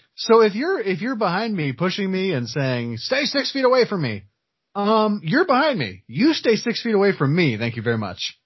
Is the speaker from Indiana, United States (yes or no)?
yes; Earl Park, Indiana, United States; growing up in Earl Park, uh, town of like 200 people